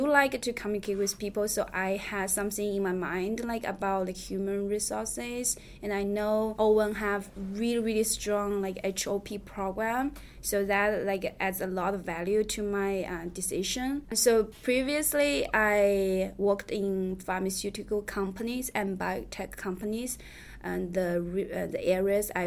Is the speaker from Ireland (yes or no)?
no; China; English is a second language; moved away as an adult; now in United States; I'm from China